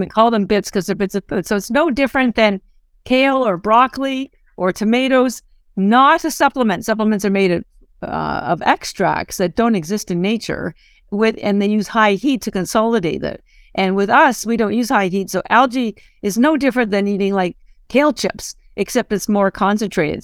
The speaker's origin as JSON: {"language": "English", "country": "Canada", "moved": "as an adult", "lives_now": "Boston, United States", "said": "I'm actually Canadian, but I've lived in Boston thirty-odd years"}